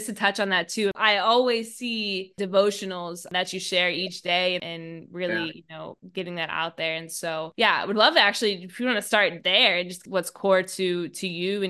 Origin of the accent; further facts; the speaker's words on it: Pittsburgh, Pennsylvania, United States; my hometown of Pittsburgh.